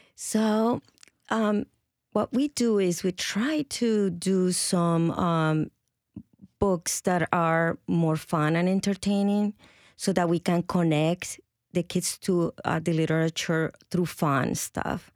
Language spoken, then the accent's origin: English; Colombia; first language Spanish; English is a second language; moved away as an adult; now in Nashville, United States; I come from Colombia originally, and I've been in the States for about 33 years